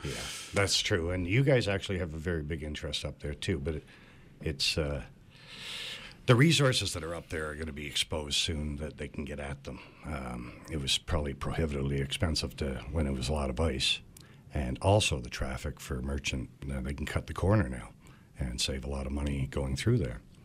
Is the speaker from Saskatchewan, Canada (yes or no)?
no; Cape Breton Island, Nova Scotia, Canada; moved away; I grew up in Cape Breton Island